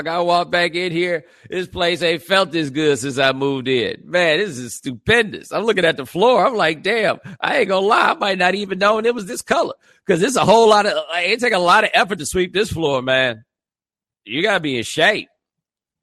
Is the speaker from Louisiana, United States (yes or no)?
no; Houston, Texas, United States; I am from Houston